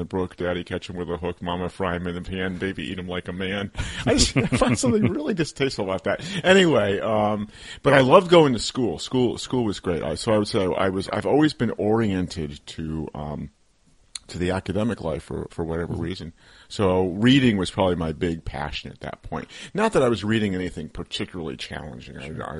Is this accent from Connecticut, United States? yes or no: yes; Connecticut, United States; moved away as an adult; also born or lived in Maine / New York; I grew up on the East Coast in Connecticut.